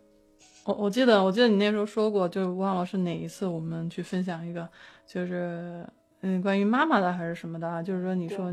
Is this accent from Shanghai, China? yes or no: no; Beijing, China; 我北京人